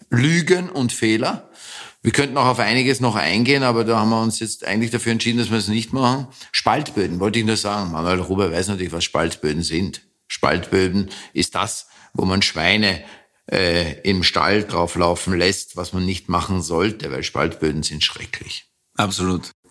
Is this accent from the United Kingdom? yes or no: yes; England, United Kingdom; born there; ich bin in England geboren und äh, habe einen völlig anderen Dialekt